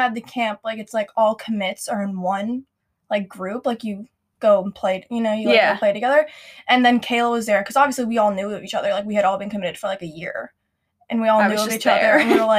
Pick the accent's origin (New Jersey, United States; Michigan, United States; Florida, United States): New Jersey, United States; I'm from New Jersey.